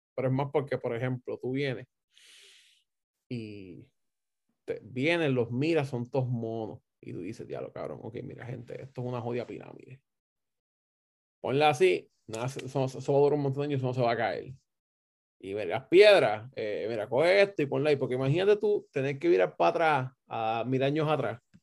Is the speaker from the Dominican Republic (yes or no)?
no; Puerto Rico; somos puertorriqueños